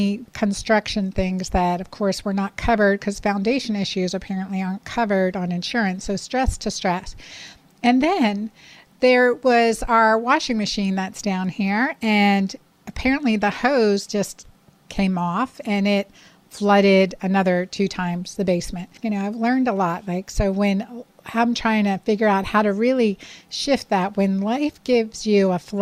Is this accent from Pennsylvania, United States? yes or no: yes; Pennsylvania, United States; moved away as an adult; also born or lived in Miami; now in Georgia, United States; I grew up in Pennsylvania